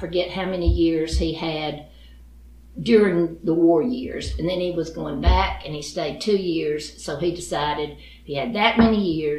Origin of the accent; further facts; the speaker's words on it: Bowdon, Georgia, United States; born there; Okay, I was born in Bowden Hospital.